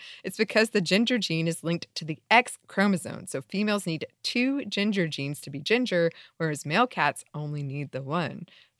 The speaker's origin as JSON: {"language": "English", "country": "Australia", "said": "I'm Australian, and as a true stereotype, I absolutely love spiders."}